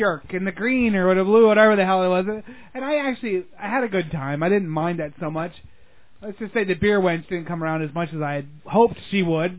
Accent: Pennsylvania, United States; moved away; I grew up in Pennsylvania

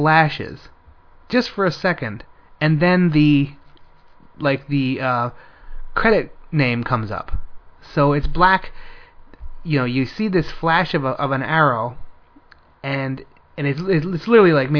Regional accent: Pennsylvania, United States; also born or lived in Florida; now in South Korea; I grew up in Pennsylvania

